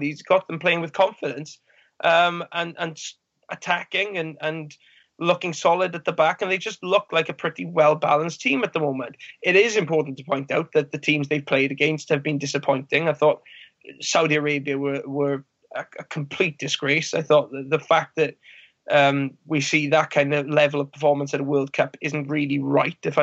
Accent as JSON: {"language": "English", "region": "Wales", "country": "United Kingdom", "said": "as a Welshman"}